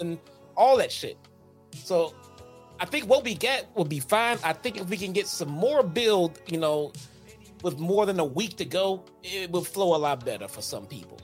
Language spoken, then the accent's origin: English; Chicago, Illinois, United States; we're from Chicago. We only order deep dish pizza. That's not what we do here, okay?